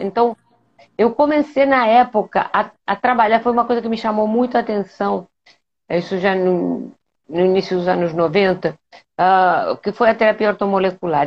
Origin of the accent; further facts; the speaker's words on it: Spain; Portuguese is a second language; moved away as an adult; now in Rio de Janeiro, Brazil; eu sou espanhola, eu, eu vim para o Brasil em 1988